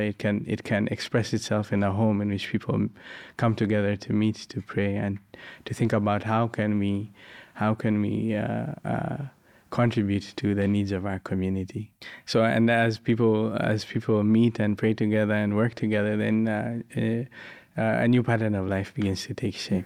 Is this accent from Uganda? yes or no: yes; Uganda; from Uganda, and I live uh, near a house of worship